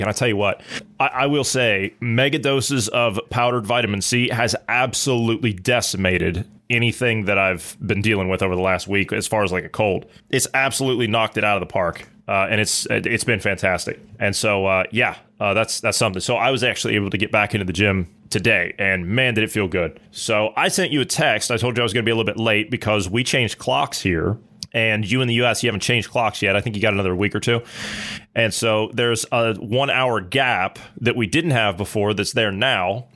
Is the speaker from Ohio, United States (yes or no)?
yes; Ohio, United States; I'm from Ohio